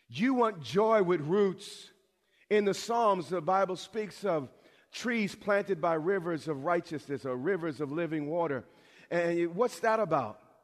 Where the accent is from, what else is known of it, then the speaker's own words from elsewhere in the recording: New York, United States; I'm from New York.